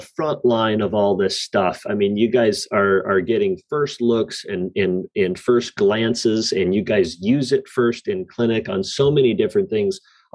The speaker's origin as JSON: {"language": "English", "region": "South Dakota", "country": "United States", "moved": "yes", "said": "I'm originally from South Dakota"}